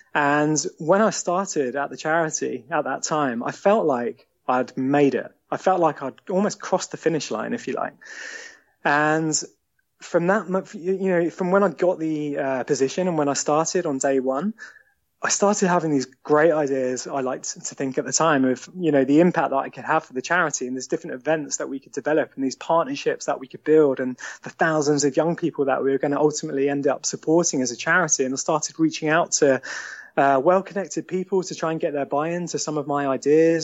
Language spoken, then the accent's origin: English; Eastbourne, South East England, United Kingdom; moved away as an adult; also born or lived in London; now in Sevenoaks, United Kingdom; I grew up in Eastbourne, and it was an amazing childhood down there.